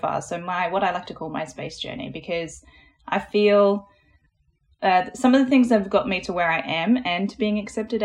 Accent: Australia; accent: Australian; I am Australian. You might be able to hear that in my voice. So I grew up in a little rural town, middle of nowhere

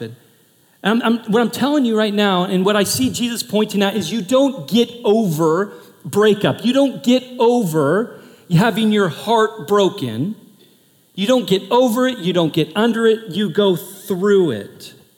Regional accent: Portland, United States; moved away; I'm from Portland

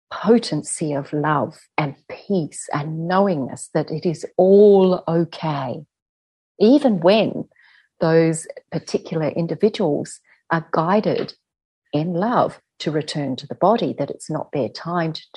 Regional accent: Adelaide, South Australia, Australia; in our culture here as Aboriginal Australian people

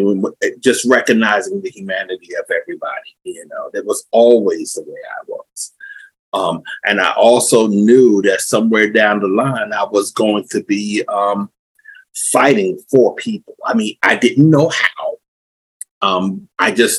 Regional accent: Somerset, New Jersey, United States; I was born here, well, not here where I'm at right now, but in North New Jersey. I was raised here where I'm at right now, Somerset, New Jersey.

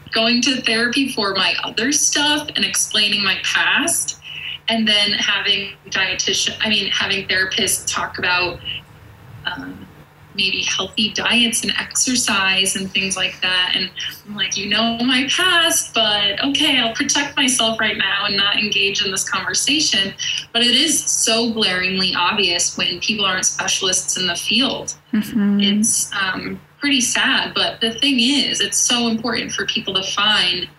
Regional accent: Connecticut, United States; now in Denver, United States; I'm from Connecticut and I live in Denver now

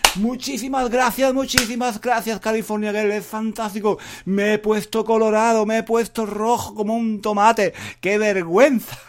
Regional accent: Spain; yo sea español

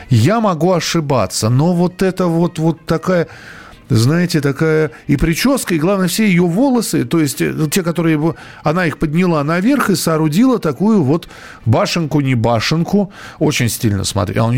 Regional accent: Saint Petersburg, Russia; Я из Санкт-Петербурга, парикмахер по профессии.

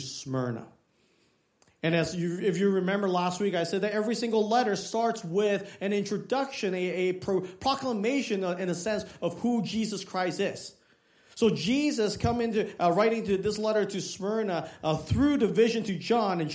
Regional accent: Hong Kong; moved away; I was born in Hong Kong

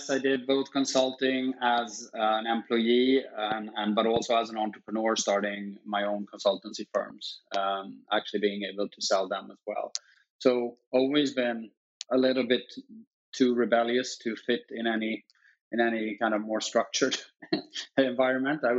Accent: Stockholm, Stockholm County, Sweden; Obviously, it, uh, it's a it's a great city, and, and we're a small country, but uh, very fortunate in kind of being able to to to grow up here

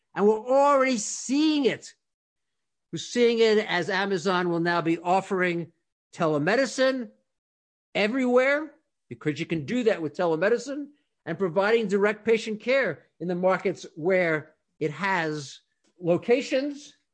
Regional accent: North Carolina, United States; growing up in North Carolina

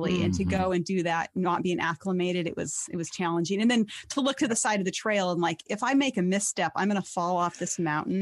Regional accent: Montana, United States; my home state is Montana.

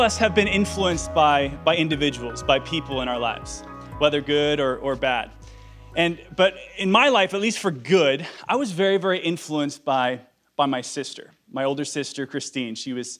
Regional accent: Iceland; English is a second language; I'm from Iceland, guys. Give me an ESL card here, okay? ESL. Yes, I am from Iceland.

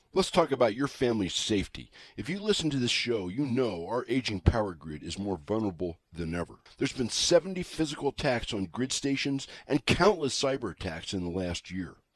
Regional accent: United States; I am American

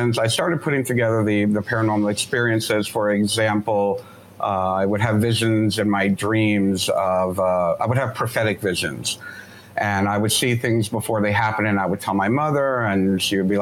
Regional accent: Miami, Florida, United States; I grew up in Miami, Florida

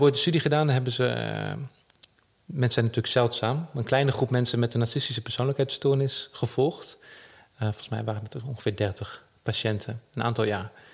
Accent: Netherlands; we als Nederlanders

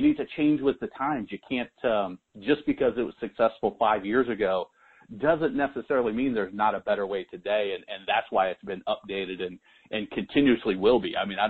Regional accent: Nebraska, United States; moved away; I'm from Nebraska originally

